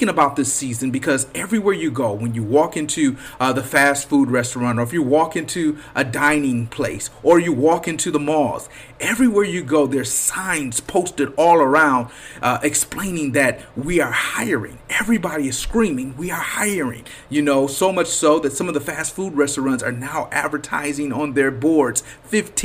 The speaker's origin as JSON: {"language": "English", "town": "Flint", "region": "Michigan", "country": "United States", "tie": "born or raised there", "also_born_or_lived": "Detroit Metro, Michigan", "moved": "yes", "said": "This is the state, you know, the city that raised me, right? Flint is where I was born."}